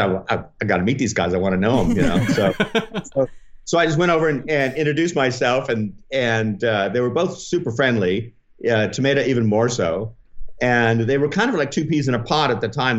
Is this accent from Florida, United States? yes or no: no; Oklahoma City, Oklahoma, United States; moved away as an adult; also born or lived in Omaha, Nebraska / Springfield, Missouri / Tulsa, Oklahoma / Stillwater, Oklahoma; now in Los Angeles, United States; then moved to Oklahoma City. So it like this early '60s, I was in Oklahoma City, and then to, until the beginning of high school